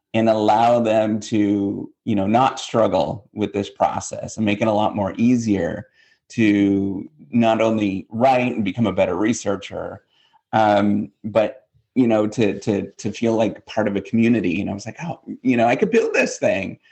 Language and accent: English; north of International Falls, Minnesota, northwestern Ontario, Canada; moved away as an adult; now in United States; I'm totally Canadian, born and raised